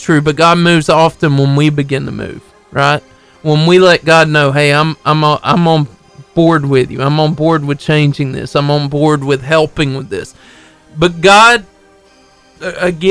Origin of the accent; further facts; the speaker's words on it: Marshall County, Alabama, United States; all my life, I grew up in Marshall County, Alabama